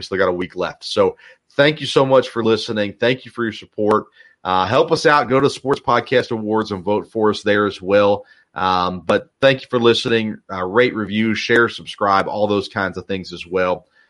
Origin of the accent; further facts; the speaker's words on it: Tennessee, United States; When we were growing up in Tennessee